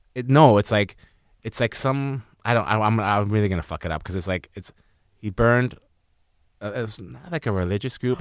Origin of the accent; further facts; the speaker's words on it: North Vancouver, British Columbia, Canada; I'm from North